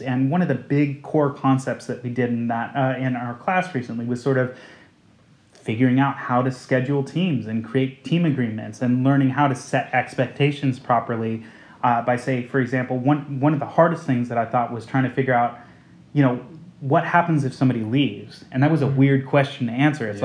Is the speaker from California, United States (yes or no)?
yes; outside of San Francisco, California, United States; now in London, United Kingdom; I grew up outside of San Francisco